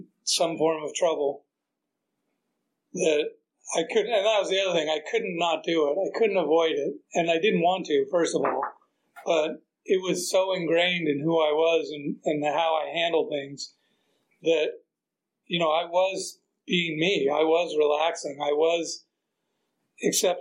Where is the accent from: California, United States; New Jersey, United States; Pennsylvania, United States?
California, United States; San Diego; also born or lived in Maryland; I grew up in San Diego. I actually grew up in Maryland before that, till I was in third grade, but then I moved to San Diego